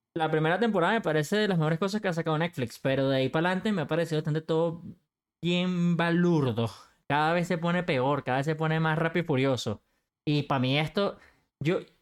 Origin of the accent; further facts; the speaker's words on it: Venezuela; como decimos en Venezuela